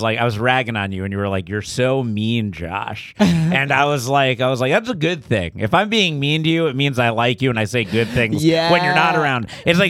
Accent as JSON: {"language": "English", "town": "Boca Raton", "region": "Florida", "country": "United States", "said": "I'm from Boca Raton, Florida, which is just New York Jews living in Florida."}